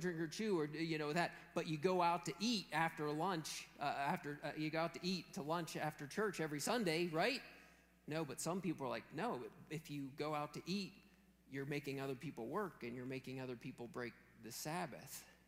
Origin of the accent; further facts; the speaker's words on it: Western Pennsylvania, United States; growing up in Western Pennsylvania